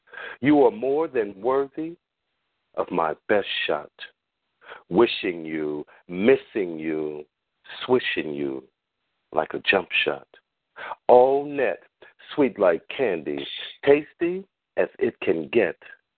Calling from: Long Beach, California, United States; calling from the LBC.

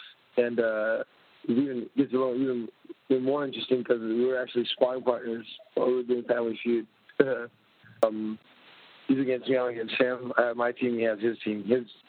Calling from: Los Angeles, California, United States; Hey, I'm in L.A., Los Angeles, California.

